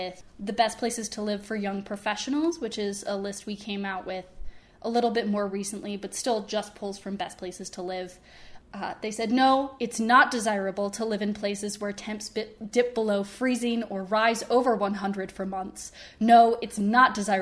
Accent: Michigan, United States; I am from Michigan, but I'm not from Grand Rapids personally

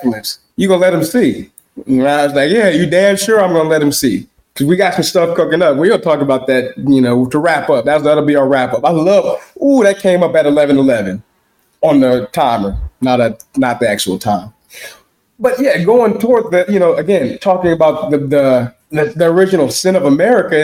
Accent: Chicago, Illinois, United States; I am a nigger from Chicago

